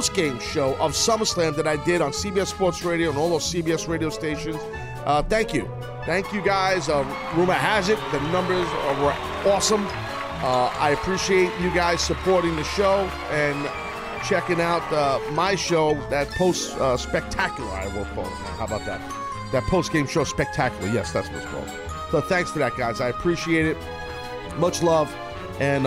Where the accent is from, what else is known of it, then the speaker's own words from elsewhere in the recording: United States; I'm an American